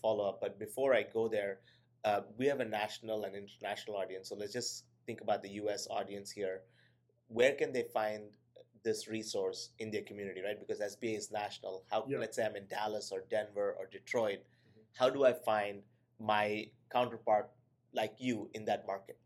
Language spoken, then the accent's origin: English; India; now in United States; I'm an immigrant from India